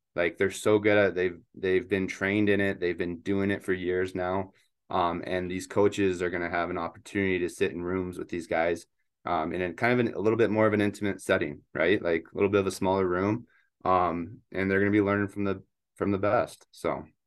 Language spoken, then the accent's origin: English; Spokane, Washington, United States; also born or lived in Eugene, Oregon; I grew up in Spokane, Washington